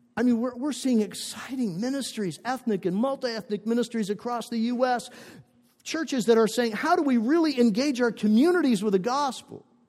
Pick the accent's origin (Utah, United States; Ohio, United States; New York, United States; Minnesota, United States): Minnesota, United States; northern; moved away; I grew up in a, in a small town in northern Minnesota, about 50 miles from the Canadian border